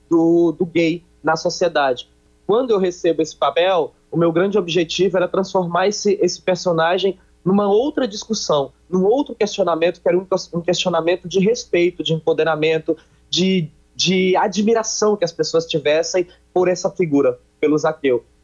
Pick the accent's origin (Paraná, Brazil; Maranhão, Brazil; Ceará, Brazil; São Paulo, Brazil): Ceará, Brazil; accent: cearense; moved away; eu lembro claramente que eu mudei um pouco o meu sotaque quando cheguei no Rio Grande do Sul, né, exatamente para tentar camuflar é, o meu arrastado cearense